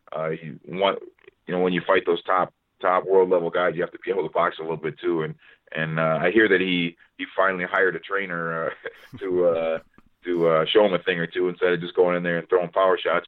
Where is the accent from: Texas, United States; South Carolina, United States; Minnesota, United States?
Minnesota, United States; Minneapolis; here in Minneapolis, in my hometown